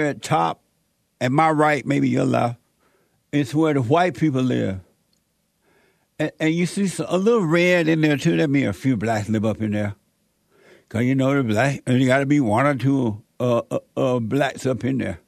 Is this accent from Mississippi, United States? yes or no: yes; Mississippi, United States; moved away; also born or lived in Gary, Indiana; when I was growing up in Mississippi